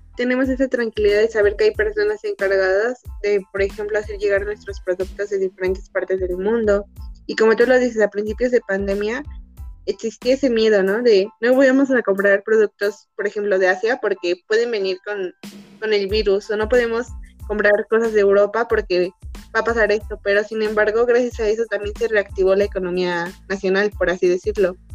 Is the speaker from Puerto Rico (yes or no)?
no; Mexico; nosotros como mexicanos